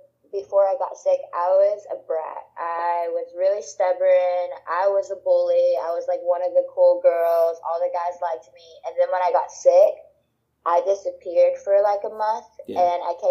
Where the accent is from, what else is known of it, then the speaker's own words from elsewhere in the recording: Orange, Texas, United States; also born or lived in Louisiana; I'm from Orange, Texas. Moved back and forth between Louisiana and Texas, but ended up in Texas